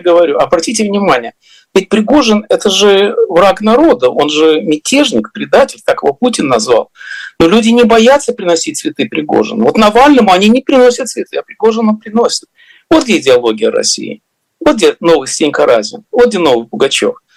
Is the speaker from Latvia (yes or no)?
yes; Riga, Latvia; now in United States; где я вырос в Риге